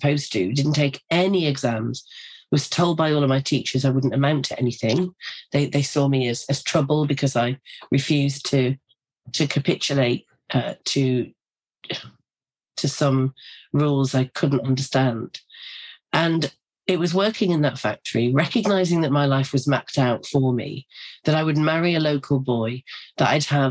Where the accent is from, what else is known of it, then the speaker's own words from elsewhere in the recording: North East England, United Kingdom; I grew up in a very working class community in the northeast of England